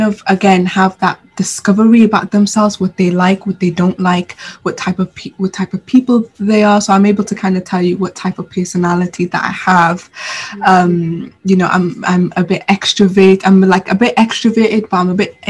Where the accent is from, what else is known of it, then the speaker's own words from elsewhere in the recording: Sudan; now in Swansea, United Kingdom; I'm originally from Sudan, so I went back home